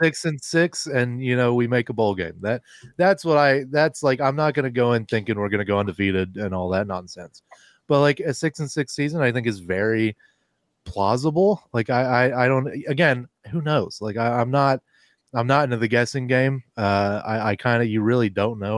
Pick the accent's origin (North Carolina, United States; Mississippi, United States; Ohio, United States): Ohio, United States; going to school in Ohio, growing up in Ohio